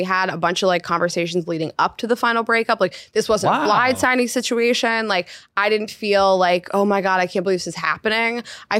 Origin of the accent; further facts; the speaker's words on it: New York, United States; I want to be in New York. This is my home. I am a New Yorker. This is where I want to be.